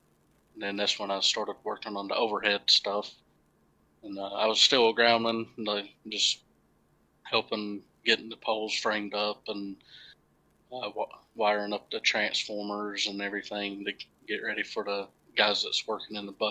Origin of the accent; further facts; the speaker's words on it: Goldsboro, North Carolina, United States; I'm originally from Goldsboro, North Carolina. That's where I was born and raised.